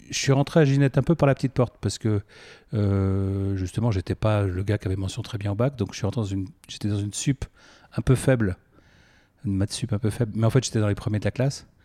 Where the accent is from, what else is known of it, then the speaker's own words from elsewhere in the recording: Versailles, Île-de-France, France; also born or lived in Paris; dès l'âge de 3 ans, j'ai émigré à Versailles et j'ai grandi à Versailles jusqu'à la prépa. Euh, après, j'ai vécu à Paris ou en proche banlieue.